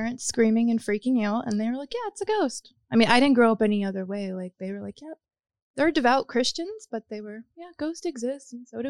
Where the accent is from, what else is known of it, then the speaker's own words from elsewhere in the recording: Pensacola, Florida, United States; I grew up in Pensacola, Florida. Okay. So in the panhandle of Florida. It's like right outside of New Orleans.